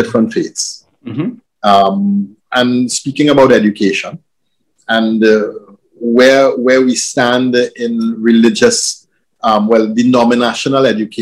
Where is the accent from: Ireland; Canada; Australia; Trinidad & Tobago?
Trinidad & Tobago; growing up in Trinidad, you're never very far from people of other faith